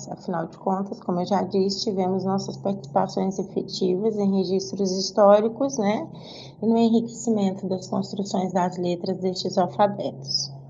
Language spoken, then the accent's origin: Portuguese; Uberaba, Minas Gerais, Brazil; also born or lived in Goiânia, Brazil; Eu retornei a Uberaba, que é a minha cidade natal, né, em 2011